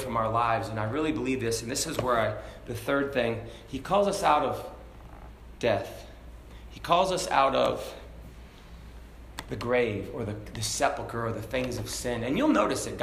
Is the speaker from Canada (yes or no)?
no; Hong Kong; moved away; I grew up in Hong Kong